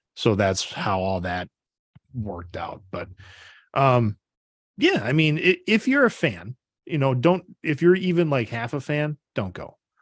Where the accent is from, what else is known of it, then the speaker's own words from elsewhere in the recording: Brodhead, Wisconsin, United States; growing up, um, in, right next to my hometown of Broadhead, there's a town called Orfordville